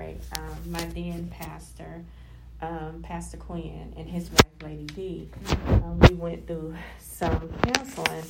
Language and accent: English; Columbus, Georgia, United States; I'm born and raised from Columbus, Georgia